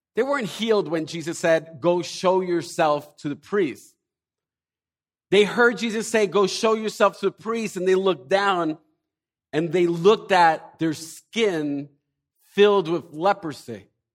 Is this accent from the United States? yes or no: yes; Elizabeth, New Jersey, United States; we're from New Jersey, from, most of us probably from Elizabeth